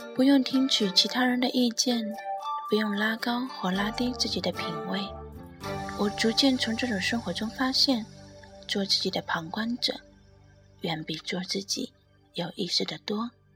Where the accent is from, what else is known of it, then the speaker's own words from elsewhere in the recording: Shanghai, China; also born or lived in northern China; 在土生土长的城市，父母都在身边